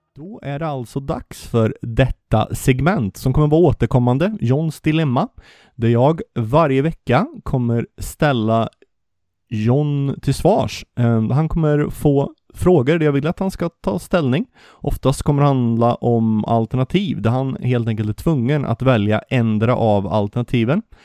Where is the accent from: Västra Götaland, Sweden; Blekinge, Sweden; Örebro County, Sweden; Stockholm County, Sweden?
Västra Götaland, Sweden; Vartofta and Varnhem, Västergötland; accent: västgötska; vårt djupt agrart västgötska arv. Vi kommer från Vartofta och Varnhem.